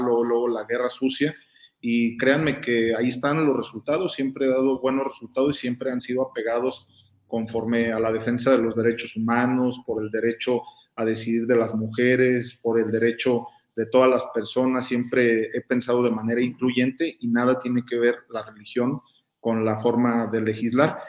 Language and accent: Spanish; Guanajuato, Mexico; Yo soy guanajuatense